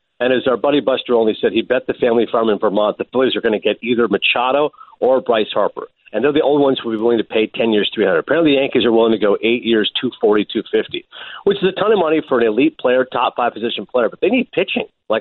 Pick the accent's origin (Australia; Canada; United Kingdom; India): Canada; Toronto, Ontario; I'm from Toronto.